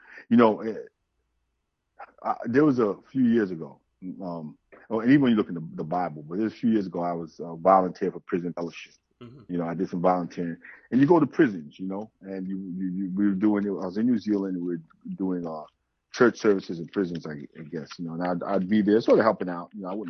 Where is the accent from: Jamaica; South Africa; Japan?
Jamaica; So he's also from Jamaican family, because I'm from Jamaica, so I met his Jamaican family. So of course, I love Jamaican culture.